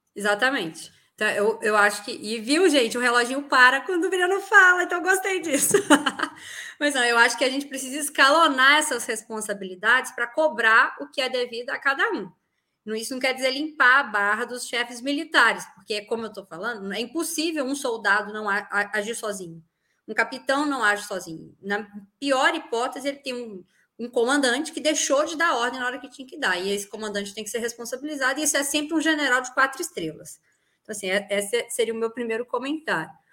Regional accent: Minas Gerais, Brazil; eu sou mineira

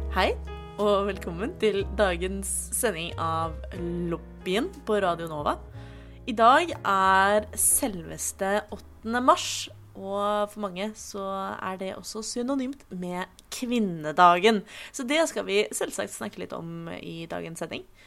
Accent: Oslo, Norway; jeg kommer fra Oslo

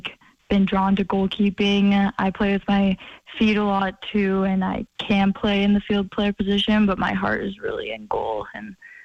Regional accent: Billings, Montana, United States; So I think I'm very fortunate that I grew up in Billings, because there was really good opportunities there.

